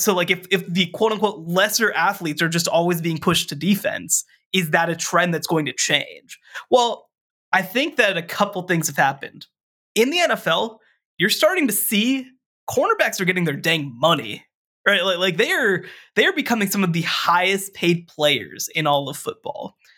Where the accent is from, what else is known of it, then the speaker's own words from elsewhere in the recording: Texas, United States; in my home state of Texas